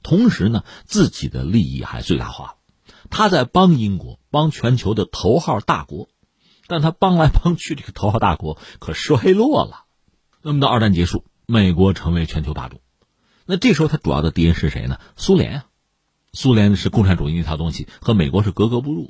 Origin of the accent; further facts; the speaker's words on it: China; 我们中国人